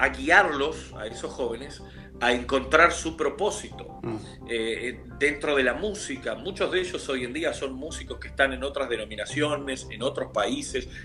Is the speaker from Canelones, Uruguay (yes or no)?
no; Montevideo, Uruguay; soy de Uruguay, soy de Montevideo, capital de Uruguay